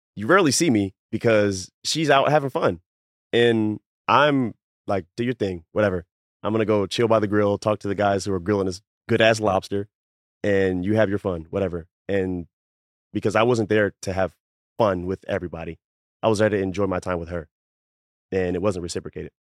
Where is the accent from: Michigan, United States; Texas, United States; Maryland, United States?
Maryland, United States; Baltimore; I'm from Baltimore